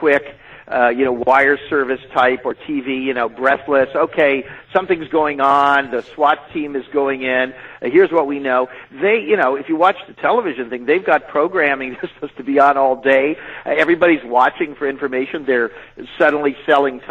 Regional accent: California, United States; moved away as an adult; now in New York City, United States; as a Californian

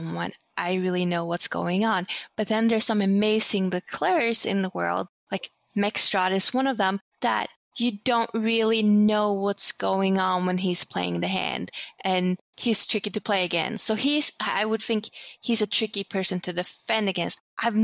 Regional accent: Sweden; now in United States; growing up in Sweden

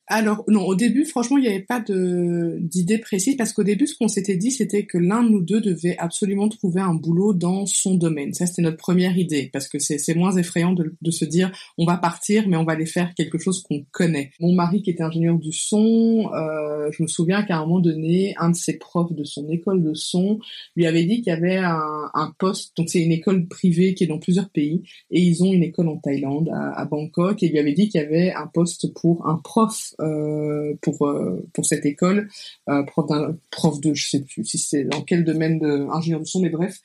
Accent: Belgium; accent: Belgian; moved away as an adult; now in Kigali, Rwanda; j'avais 11 euh, ans et donc la Belgique est devenue la maison. Et ça l'a été pendant 20 euh, ben, ans en fait

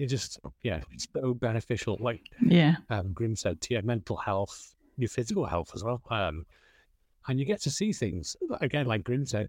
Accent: Wales, United Kingdom; Okay, so I'm from Flintshire, North Wales, so just the other side of Chester, probably the Welsh side, the best side, obviously.

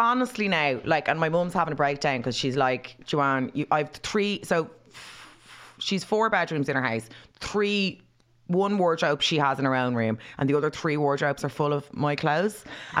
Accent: Ireland; but I am actually Irish.

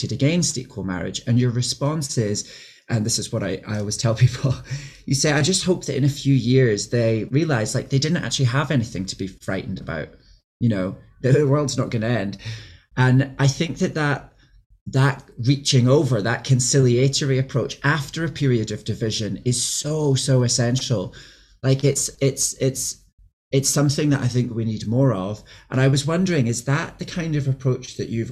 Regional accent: Scotland, United Kingdom; I'm from Scotland as well

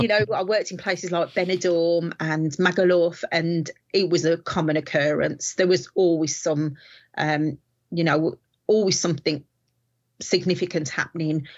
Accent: Walsall, West Midlands, United Kingdom; I am from the West Midlands in a place called Warsaw

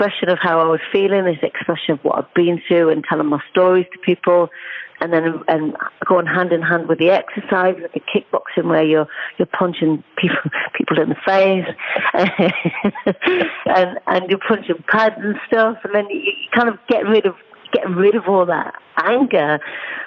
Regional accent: North East England, United Kingdom; accent: Geordie; moved away as an adult; also born or lived in Cheltenham; I would live brought up in a little small village in the northeast, as you can hopefully tell from my accent.

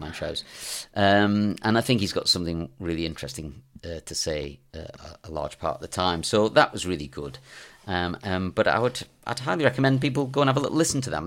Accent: England, United Kingdom; me being English, speaking French

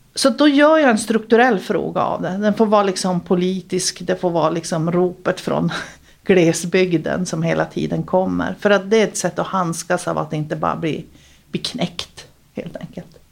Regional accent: Luleå, Norrbotten County, Sweden; moved away as an adult; also born or lived in Stockholm; jag är född eh, i Vitodalen, högst upp i Vitodalen. Fågelvägen närmare till Överkalix, men det är Luleå

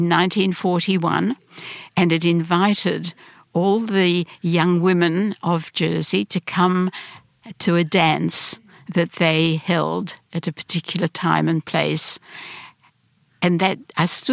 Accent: Sydney, New South Wales, Australia; English is a second language; also born or lived in Lviv, Ukraine / Brisbane, Australia / Melbourne, Australia; I said, "Australia."

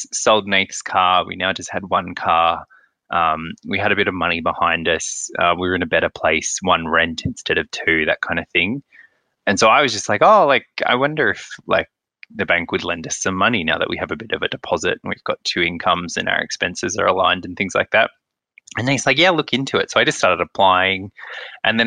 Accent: Central Coast, New South Wales, Australia; now in Melbourne, Australia; I'm from the Central Coast

